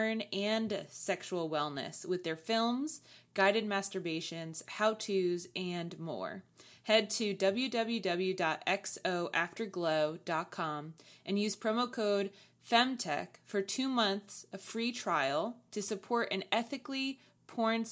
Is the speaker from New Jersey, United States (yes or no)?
yes; Northern New Jersey, United States; now in Raleigh, United States; I'm from Northern New Jersey.